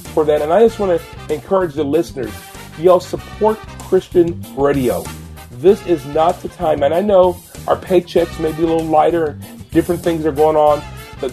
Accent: Portland, Oregon, United States; also born or lived in Huntsville, Alabama / Washington, D.C.; I was born and raised here in Portland

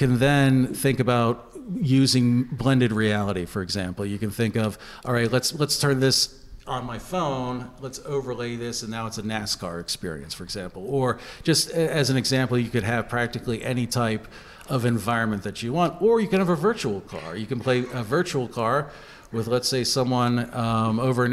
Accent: Johnstown, Pennsylvania, United States; also born or lived in Los Angeles, United States / Pittsburgh, United States; born in Johnstown, did my undergrad at Penn State

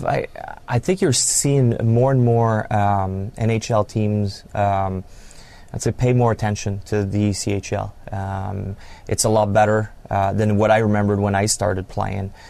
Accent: Canada; moved away as an adult; I grew up in Canada, French Canadian, and uh, kind of came up through the ranks. Played junior, major junior hockey

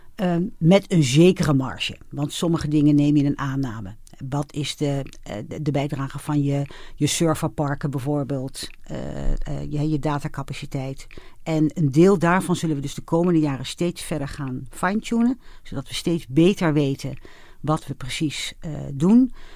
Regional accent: Netherlands; ik ben wel een echte Hollander

